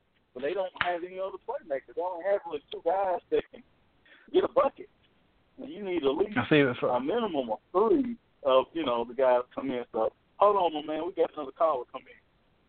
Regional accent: Indianapolis, Indiana, United States; I'm from Naptown.

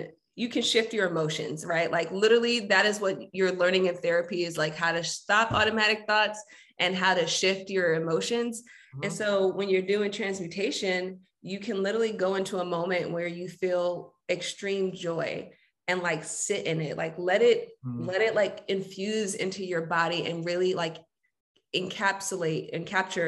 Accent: New York City, New York, United States; Yes, I'm born and raised Jamaica, Queens.

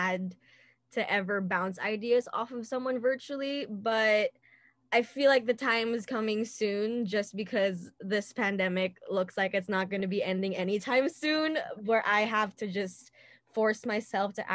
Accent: Manila, Metro Manila, Philippines; moved away; I was born and raised in Manila.

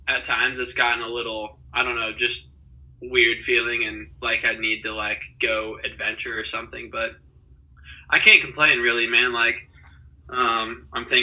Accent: Fishers, Indiana, United States; moved away as an adult; now in Los Angeles, United States; I'm 23 years old, and I am from Fishers, Indiana.

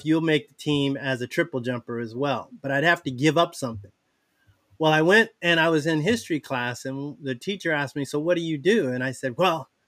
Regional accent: San Diego, California, United States; also born or lived in Travis Air Force Base, Northern California; when I was a year and a half years old, we moved to Southern California, San Diego. San Diego, Oceanside, Carlsbad, that's my hometown, really

